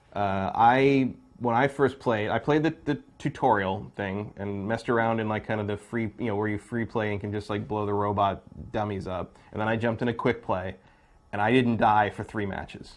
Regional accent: Bay Area, California, United States; I'm from the Bay Area.

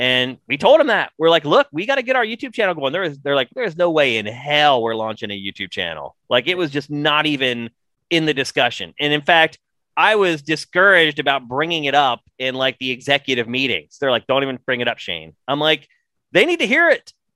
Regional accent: rural Pennsylvania, United States; I have a friend actually from my hometown

